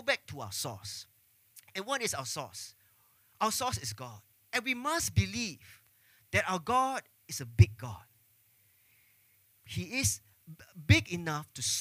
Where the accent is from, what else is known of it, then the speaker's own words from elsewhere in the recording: Singapore; growing up in Singapore, growing up under the MOE system, all of us